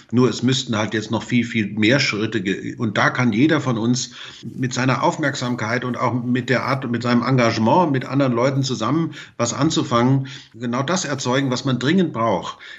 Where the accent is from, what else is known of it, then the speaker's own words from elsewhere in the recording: Hesse, Germany; Aber wenn ich mal dran denke, ich komme aus dem Vogelsberg, da ist der öffentliche Nahverkehr jetzt nicht so gut ausgebaut wie zum Beispiel hier in München oder wie im Rhein-Main-Gebiet.